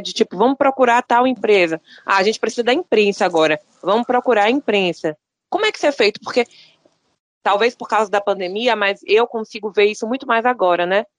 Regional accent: Bahia, Brazil; Eu sou baiana

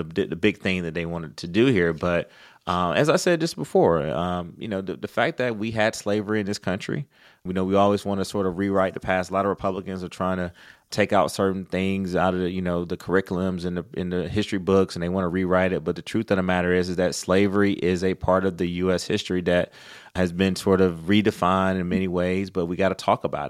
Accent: Athens, Georgia, United States; growing up in Athens, Lisa, with the NAACP chapter there

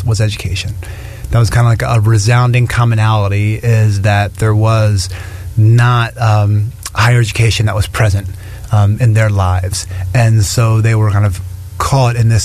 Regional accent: Easton, Pennsylvania, United States; moved away as an adult; also born or lived in Queens, New York / Nassau County, New York; now in New York, United States; I was born and raised in Pennsylvania, about an hour north of Philadelphia, about an hour west of New York

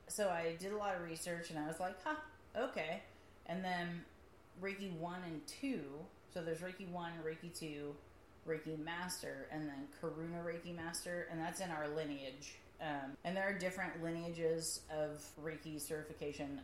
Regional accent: Midwest, United States; I'm, I'm from the Midwest

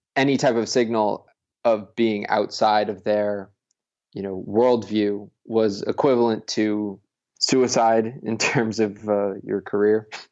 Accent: Connecticut, United States; So, I'm from, I'm from Connecticut.

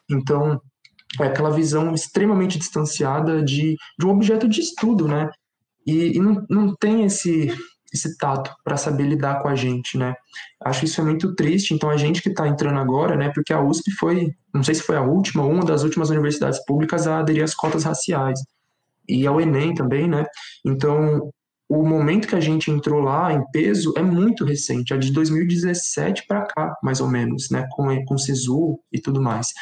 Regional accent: São Paulo, Brazil; now in Guarulhos, Brazil; eu moro atualmente em Guarulhos, na região metropolitana de São Paulo, mas eu nasci e cresci na Brasilândia, que é a zona norte de São Paulo.

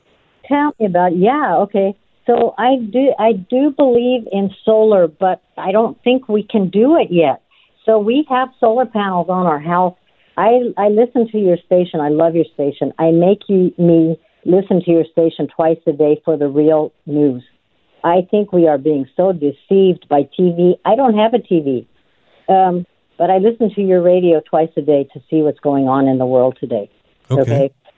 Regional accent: Nevada, United States; now in California, United States; I'm a Native American and I am from Nevada

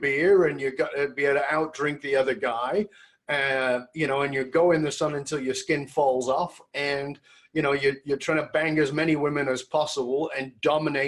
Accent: Australia; moved away; I came from Australia.

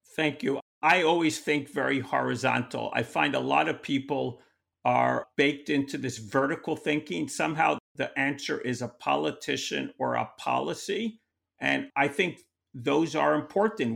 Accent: New York, United States; I'm from New York

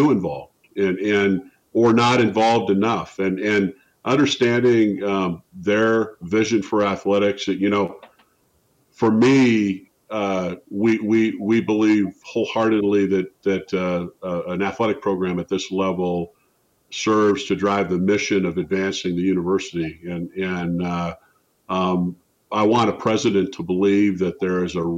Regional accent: Spokane, Washington, United States; moved away; my hometown of Spokane

